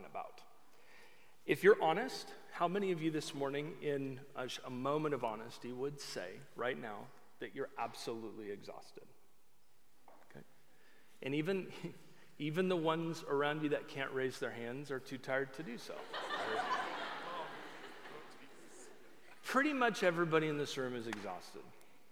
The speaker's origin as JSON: {"language": "English", "region": "Oregon", "country": "United States", "said": "I am from Oregon."}